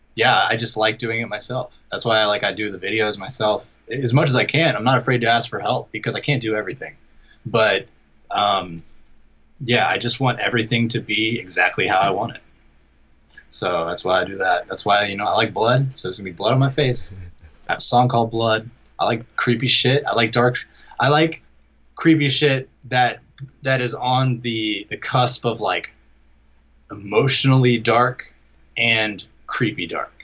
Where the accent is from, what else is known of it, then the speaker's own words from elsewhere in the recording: Jacksonville, Florida, United States; my hometown here of uh, Jacksonville, Florida